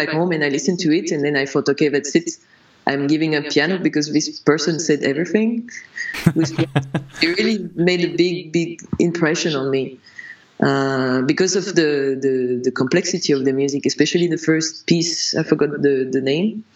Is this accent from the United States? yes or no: no; France; when I was growing up in France, I learned piano for a bit